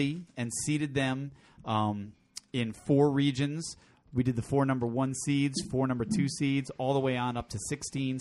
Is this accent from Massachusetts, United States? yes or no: no; New Haven, Connecticut, United States; New Haven, Connecticut, my hometown